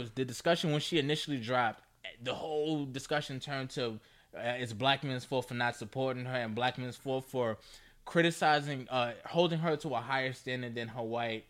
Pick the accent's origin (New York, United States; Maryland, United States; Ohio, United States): New York, United States; we're from New York